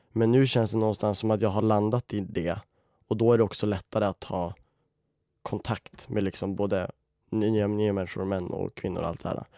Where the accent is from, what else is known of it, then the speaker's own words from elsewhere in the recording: Umeå, Västerbotten County, Sweden; moved away as an adult; now in Stockholm, Sweden; Jag tog studenten i Umeå i våras. Jag älskar skådespeleri och det är också därför jag bor i Stockholm nu för att jag har flyttat ner från Umeå